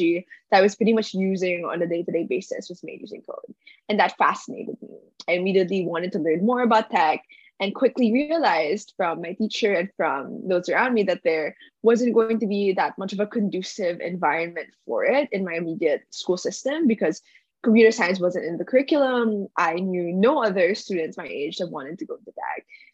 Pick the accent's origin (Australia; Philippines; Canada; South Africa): Philippines; Manila, Metro Manila; moved away as an adult; now in Stanford, United States; I was born and raised in Manila, Philippines